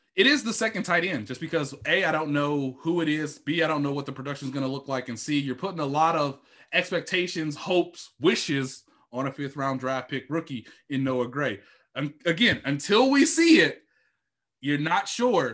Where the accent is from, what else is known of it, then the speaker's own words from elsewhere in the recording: Kansas City, Missouri, United States; my hometown here in Kansas City